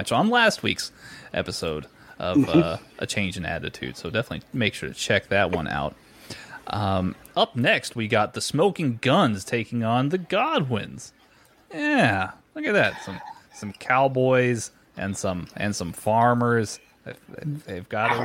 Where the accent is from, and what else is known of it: Texas, United States